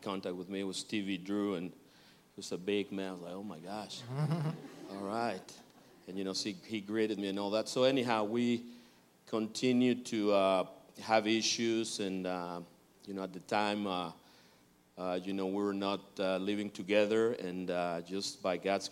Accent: Mexico; moved away as an adult; now in United States; we're originally from Mexico, and we got here 22, 23 years ago

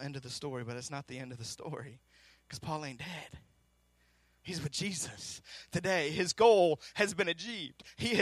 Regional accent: Seattle, Washington, United States; I'm from Seattle.

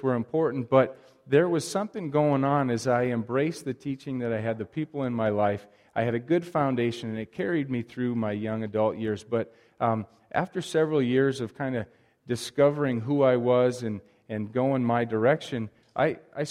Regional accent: Wisconsin, United States; now in Libby, United States; Growing up in Wisconsin, going to church in a solid Christian home

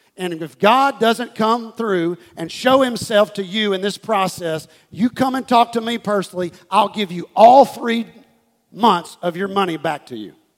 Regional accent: Houston, Texas, United States; this is the church that I was raised in in Houston, Texas, Life Church

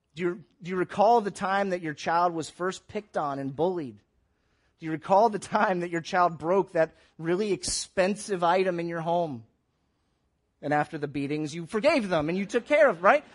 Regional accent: Tampa, Florida, United States; now in Columbus, United States; I grew up in the Tampa, St. Petersburg area

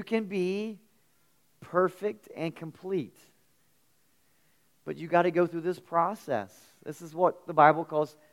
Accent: near the Kanawha River, West Virginia, United States; I grew up near the Kanawha River, and I spent a lot of time on the Kanawha River

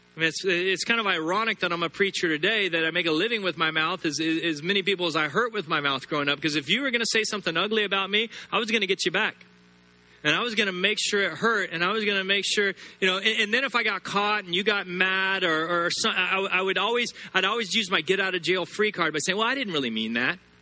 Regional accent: United States; I'm an American and I'm proud to be American

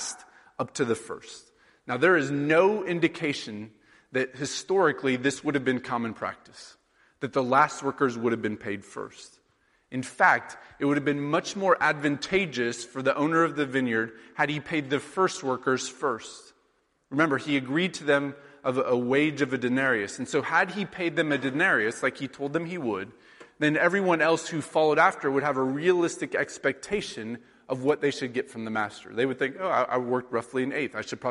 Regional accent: Sheraton, Iowa, United States; now in New York, United States; my hometown of Sheraton, Iowa.

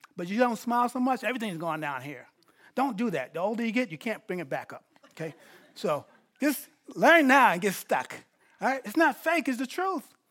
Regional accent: New York, United States; I'm not from L A, I'm from New York

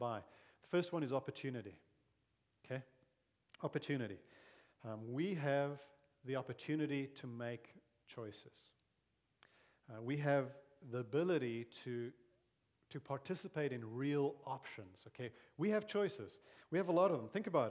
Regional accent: South Africa; moved away as an adult; also born or lived in Zambia / Malawi / Mozambique; now in Grimes, United States; I grew up in South Africa, grew up under apartheid, and really was amongst the privileged because of my race.

